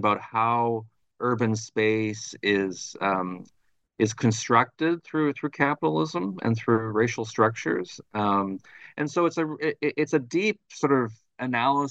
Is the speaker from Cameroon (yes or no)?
no; Thunder Bay, Ontario, Canada; moved away as an adult; also born or lived in Montreal; I'm originally from Thunder Bay, Ontario, which is right on the north shore of Lake Superior